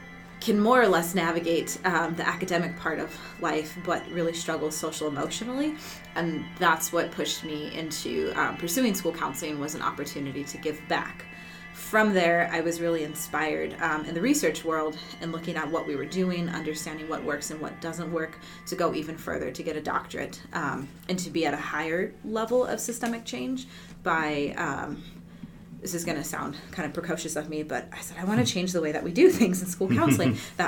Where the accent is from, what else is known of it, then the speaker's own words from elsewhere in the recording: Barstow, California, United States; born there; So I was born in Barstow, California. And if nobody's familiar with where that is, that's an okay thing because it's not a memorable California location.